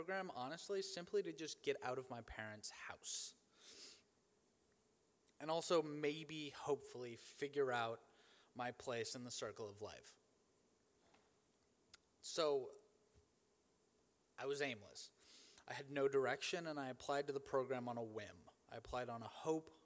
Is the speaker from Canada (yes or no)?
no; Cleveland, Ohio, United States; I'm from Cleveland, Ohio, and I'm the son of a pastor